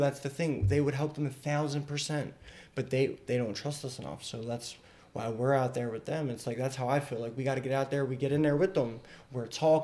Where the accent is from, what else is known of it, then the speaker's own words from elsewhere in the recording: Philadelphia, Pennsylvania, United States; now in York, United States; I grew up in Philly